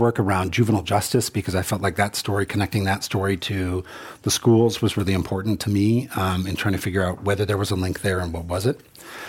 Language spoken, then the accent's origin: English; Germany; moved away as an adult; I was 25, I moved here for good and changed my name. … growing up in Germany.